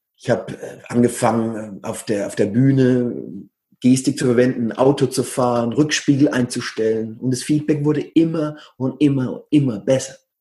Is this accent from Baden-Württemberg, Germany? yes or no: no; Coburg, Bavaria, Germany; moved away as an adult; also born or lived in Bamberg / Berlin; now in Barcelona, Spain; Ich bin Oberfranke aus Coburg. Da kennt ihr die Hook. Da bin ich her ursprünglich